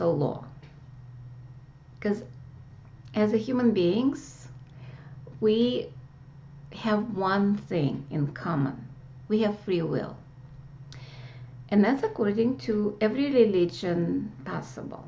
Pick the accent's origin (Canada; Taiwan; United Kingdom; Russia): Russia; moved away; growing up in Russia